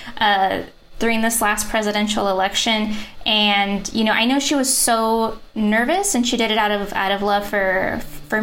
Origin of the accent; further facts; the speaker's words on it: Kyle, Texas, United States; I'm from Kyle, Texas, and I grew up seeing Confederate flags flown everywhere.